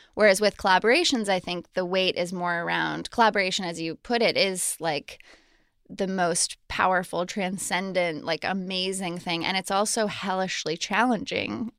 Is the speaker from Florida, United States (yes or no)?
no; Colorado Springs, Colorado, United States; I grew up in Colorado Springs, Colorado